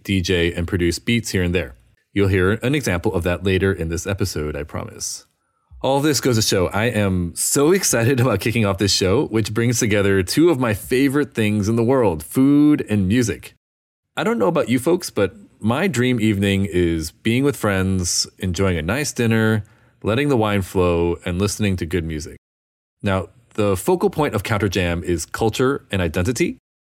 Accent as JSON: {"language": "English", "region": "small town Illinois", "country": "United States", "tie": "born or raised there", "also_born_or_lived": "Brooklyn, New York", "moved": "yes", "lives_now": "New York City, United States", "said": "I'm Korean American, born and raised in small town Illinois."}